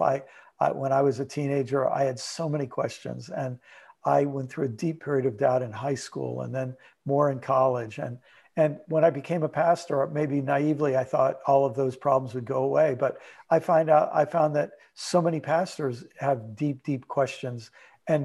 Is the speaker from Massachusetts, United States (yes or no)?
no; Maryland, United States; moved away as an adult; also born or lived in New York / Illinois; now in Southwest Florida, United States; I was born in New York, lived most of my life for a little while in Illinois, most of my life in Maryland